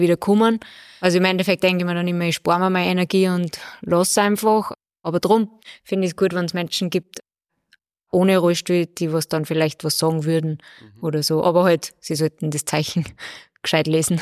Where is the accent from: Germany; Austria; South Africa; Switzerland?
Austria; Bad Ischl, Upper Austria; Also ich bin ja aus Bad Ischl